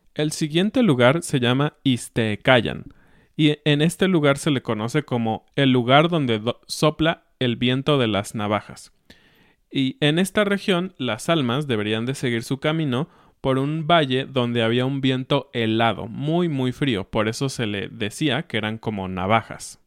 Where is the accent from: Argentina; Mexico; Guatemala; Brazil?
Mexico